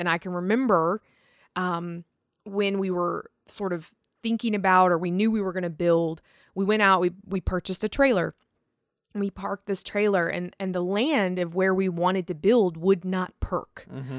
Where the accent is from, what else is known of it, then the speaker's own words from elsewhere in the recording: Rustburg, Virginia, United States; born there; my dad was born in Rustburg. I was born in Rustburg, you know, and so his whole family, 7 brothers, 2 sisters, there's 9 of them total.